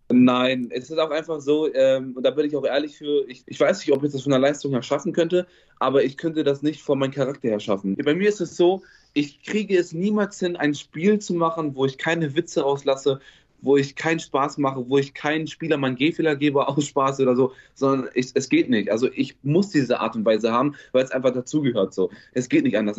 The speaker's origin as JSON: {"language": "German", "town": "Bielefeld", "region": "North Rhine-Westphalia", "country": "Germany", "said": "Ich komme aus Bielefeld"}